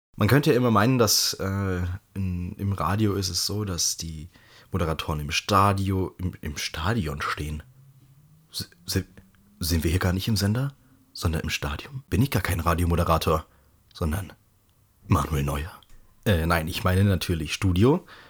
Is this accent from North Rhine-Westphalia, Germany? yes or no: no; Bavaria, Germany; bei uns in Bayern